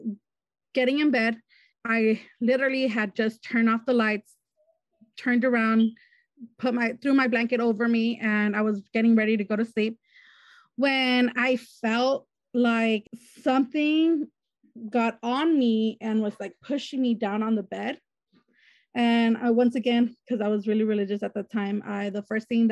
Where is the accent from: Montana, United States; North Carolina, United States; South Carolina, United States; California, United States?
California, United States; Wilmington; I'm from Wilmington, California